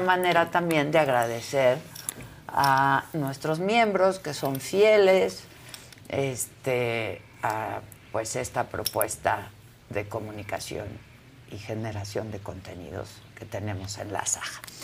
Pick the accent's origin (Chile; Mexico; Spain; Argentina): Mexico; como mexicanos